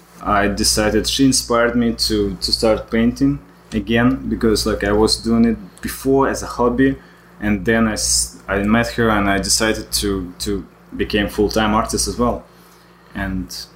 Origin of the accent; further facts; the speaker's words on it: Vladivostok, Primorsky Krai, Russia; English is a second language; moved away as an adult; also born or lived in Moscow, Russia / San Diego, California; now in Miami, United States; I came to States 7 years ago. Originally, I'm from Russia, from Vladivostok city, and then I moved to Moscow. I lived there for about 5 years, and then I moved to San Diego, California. And 3 years ago, I moved to Miami.